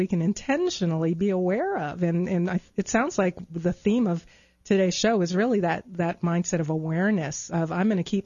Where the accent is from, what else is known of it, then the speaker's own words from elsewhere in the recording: Long Island, New York, United States; I grew up in New York on Long Island and would ride the Long Island Railroad into Manhattan